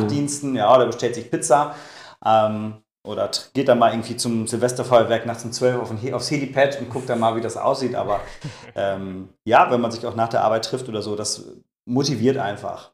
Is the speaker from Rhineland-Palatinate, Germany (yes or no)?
no; Münster, North Rhine-Westphalia, Germany; moved away; Ich komme gebürtig aus Münster